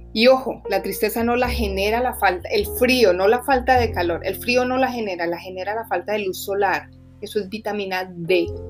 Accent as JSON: {"language": "Spanish", "region": "Bogotá", "country": "Colombia", "moved": "yes", "said": "Yo soy colombiana, viví en Bogotá, he vivido en varias partes del mundo, pero normalmente pues yo vengo de una ciudad donde siempre está nublado y gris, como Bogotá"}